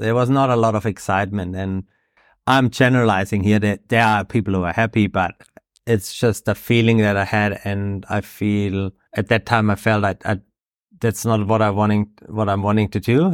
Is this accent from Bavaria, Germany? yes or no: yes; Bavaria, Germany; moved away as an adult; now in Gisborne, New Zealand; originally, I'm from Germany, grew up in Bavaria.